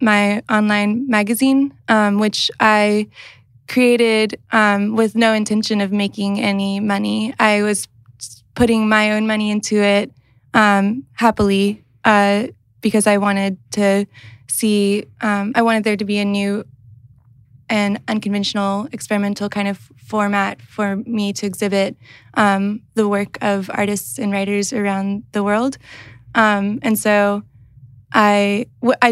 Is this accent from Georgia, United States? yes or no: yes; Athens, Georgia, United States; moved away as an adult; also born or lived in St. Louis, Missouri; now in South Bend, United States; I'm originally from Athens, Georgia. I moved to St. Louis, Missouri to go to school for art and writing.